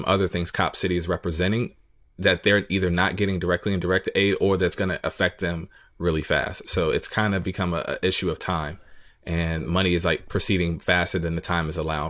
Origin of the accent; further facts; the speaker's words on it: Decatur, Georgia, United States; I'm from Decatur.